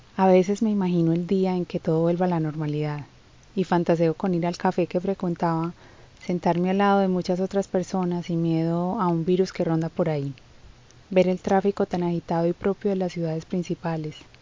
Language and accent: Spanish; Colombia; como decimos en mi país, guadua